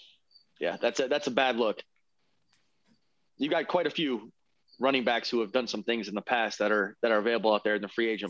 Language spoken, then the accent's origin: English; Tampa, Florida, United States; moved away; I have a friend of mine that I grew up with in Tampa.